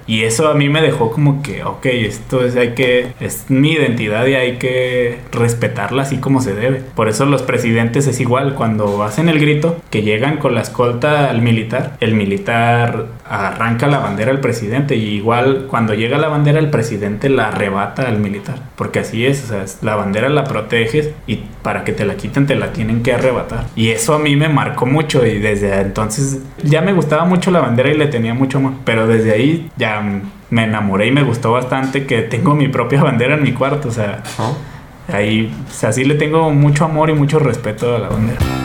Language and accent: Spanish; Gómez Palacio, Durango, Mexico; yo soy de Gómez, güey, vivo en Lejos, pues, no, yo no vivo en Torreón